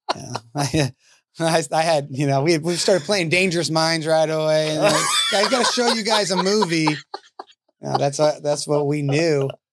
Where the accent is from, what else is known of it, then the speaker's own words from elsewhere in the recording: Colorado, United States; moved away; I'm from Colorado